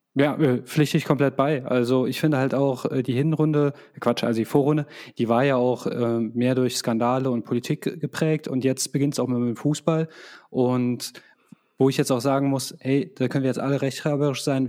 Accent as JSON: {"language": "German", "country": "Croatia", "said": "als Kroate"}